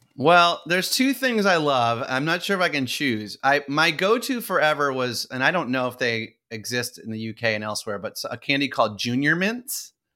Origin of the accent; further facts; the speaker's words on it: Saratoga Springs, New York, United States; I grew up in Saratoga Springs, New York